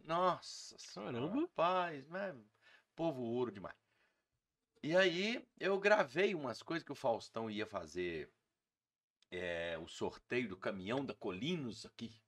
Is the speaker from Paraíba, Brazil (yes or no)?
no; Muriaé, Minas Gerais, Brazil; now in Juiz de Fora, Brazil; eu não sou Juiz de Fora, nasci em Muriaé e vim para Juiz de Fora para ver exército e comecei a fazer os shows aqui.